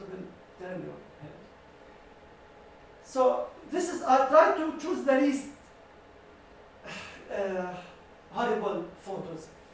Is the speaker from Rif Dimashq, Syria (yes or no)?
yes; Daraya, Rif Dimashq, Syria; moved away; my hometown, Daraya